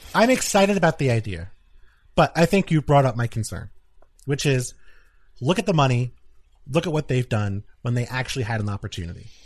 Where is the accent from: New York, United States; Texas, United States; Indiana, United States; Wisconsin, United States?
New York, United States; New York City; I grew up in Queens, New York City